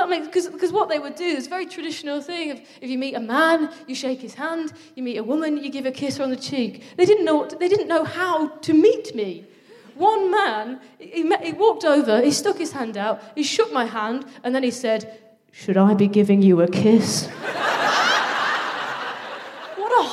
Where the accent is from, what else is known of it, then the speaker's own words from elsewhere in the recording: Midlands, United Kingdom; I like being from the Midlands